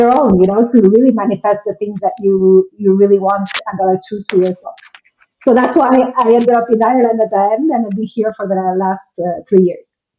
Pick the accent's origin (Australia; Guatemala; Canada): Guatemala; moved away; i am originally from guatemala and uh, I've lived in six different countries, and I currently live in Ireland.